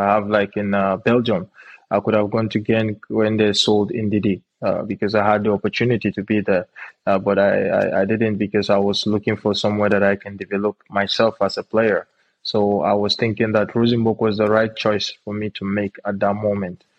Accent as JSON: {"language": "English", "country": "Nigeria", "tie": "born or raised there", "also_born_or_lived": "Benue State / Jos, Plateau State", "moved": "as an adult", "lives_now": "Czech Republic", "said": "I'm from uh, Benue State. Uh, I'm born and raised in Nigeria. Uh, I'm precisely from Jos as well"}